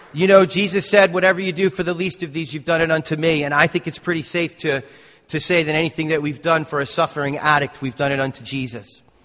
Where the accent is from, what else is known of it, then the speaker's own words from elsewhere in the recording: North Caldwell, New Jersey, United States; I grew up in Essex County. I grew up in North Caldwell.